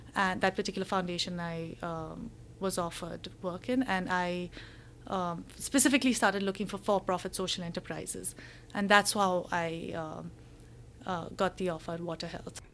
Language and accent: English; India; moved away as an adult; also born or lived in Hong Kong; I'm, I'm from India